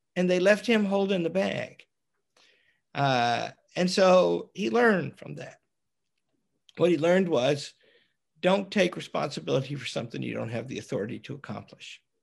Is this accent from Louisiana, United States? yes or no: no; Arkansas, United States; We're both from Arkansas.